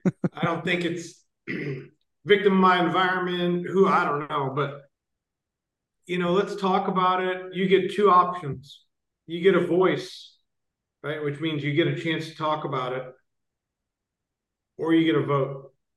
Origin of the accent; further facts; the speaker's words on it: Ohio, United States; born there; also born or lived in Michigan / Florida / North Carolina; now in San Francisco, United States; I was born in Ohio, lived in Michigan, lived in Florida, lived in North Carolina, and now I'm out here.